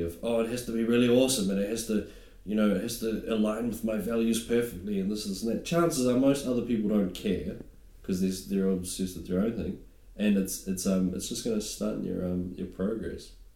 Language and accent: English; New Zealand; moved away; being a New Zealander